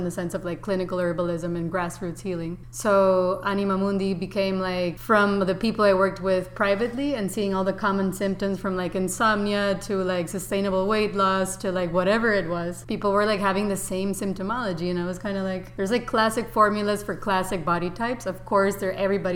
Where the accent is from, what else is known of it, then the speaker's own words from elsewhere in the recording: Costa Rica; moved away as an adult; also born or lived in San Francisco, California; now in New York, United States; I was raised in Costa Rica, very classic and somewhat the suburbs